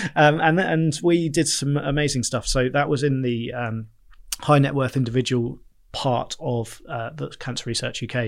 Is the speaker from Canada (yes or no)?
no; Bournemouth, South West England, United Kingdom; I'm from Bournemouth. I, I've always lived locally. Uh, I have, um, yeah, I, I grew up, went to Bournemouth School